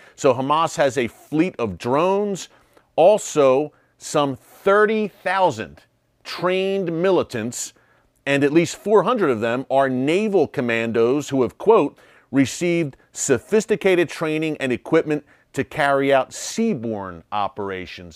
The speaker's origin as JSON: {"language": "English", "country": "United States", "said": "I'm an American"}